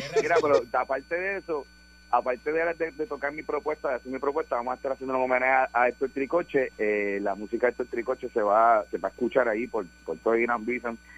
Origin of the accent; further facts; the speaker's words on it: Marianao, Havana, Cuba; Yo soy de Marianao, yo soy cubano